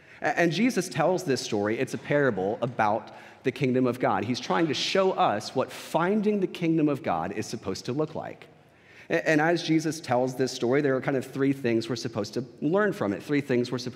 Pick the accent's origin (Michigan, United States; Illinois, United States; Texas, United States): Texas, United States; San Antonio; I was from San Antonio